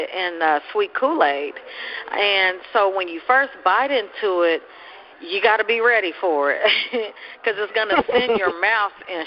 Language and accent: English; Oklahoma City, Oklahoma, United States; I grew up in Oklahoma City